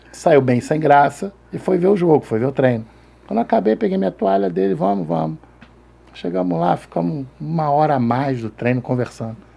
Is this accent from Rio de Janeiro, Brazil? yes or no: yes; Rio de Janeiro, Brazil; Nasci na Penha